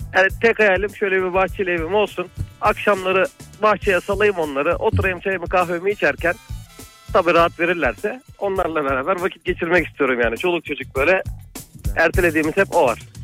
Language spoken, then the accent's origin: Turkish; Bursa, Turkey; Bursalıyım ama Adanalı kadar mangallı, mangalcılığımız var